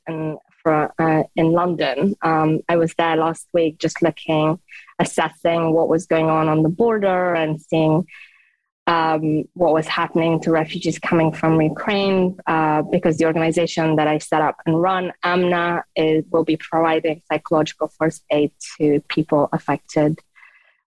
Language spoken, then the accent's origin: English; Afghanistan; English is a second language; moved away; also born or lived in United Kingdom; I was born in Afghanistan